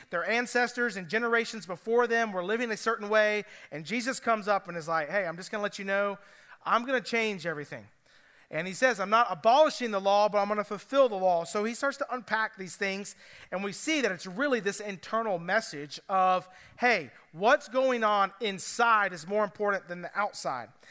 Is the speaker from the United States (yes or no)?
yes; Cobb County, Georgia, United States; now in Greenville County, United States; I'm from Cobb County